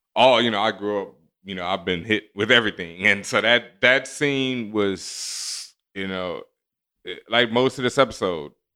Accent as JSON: {"language": "English", "town": "Houston", "region": "Texas", "country": "United States", "tie": "born or raised there", "said": "I grew up in Houston"}